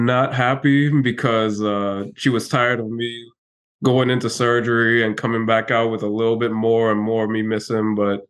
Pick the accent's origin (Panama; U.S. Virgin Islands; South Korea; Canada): U.S. Virgin Islands; it's going to be tough, but I'm also from the Virgin Islands, so it'll be a little bit easier than most folks.